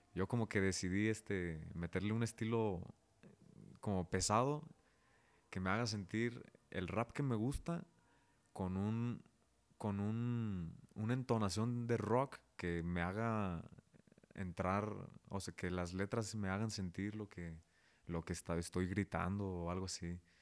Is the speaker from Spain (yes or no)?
no; Zapopan, Jalisco, Mexico; also born or lived in León, Guanajuato; Nací aquí en León, Guanajuato. Soy panza verde, pero toda la vida me crié allá en Zapopan, que es a un ladito.